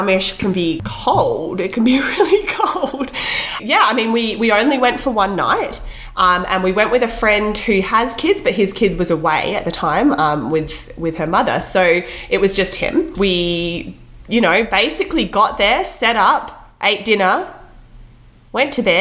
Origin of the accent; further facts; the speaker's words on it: Australia; now in British Columbia, Canada; as a kid myself, I grew up in Australia camping a lot